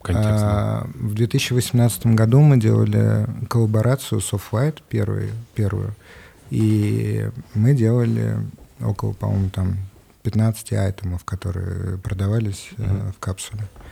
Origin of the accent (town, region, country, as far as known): Moscow, Russia; born or raised there